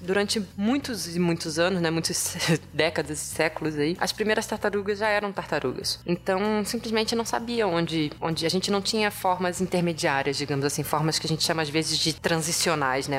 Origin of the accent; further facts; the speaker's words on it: Rio de Janeiro, Brazil; moved away as an adult; also born or lived in Ribeirão Preto, São Paulo; Eu sou carioca de nascença, mas eu não falo nascença. é, nasci no Rio e lá estudei, passei toda a minha vida, basicamente, né? Até o final da graduação